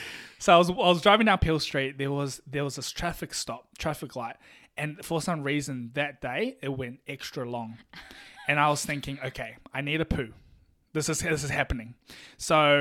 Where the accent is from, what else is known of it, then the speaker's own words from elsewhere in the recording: New Zealand; I'm from New Zealand, so you got to speak slowly for me, all right? English is not my first language